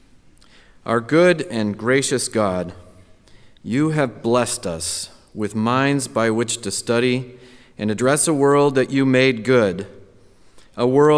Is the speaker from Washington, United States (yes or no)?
yes; Seattle, Washington, United States; moved away; my hometown, Seattle, Washington